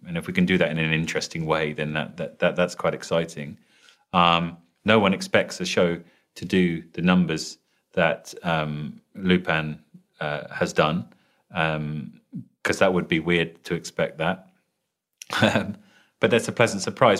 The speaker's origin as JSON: {"language": "English", "region": "London", "country": "United Kingdom", "accent": "British", "said": "I'm British sounding, so I'm uh, from London"}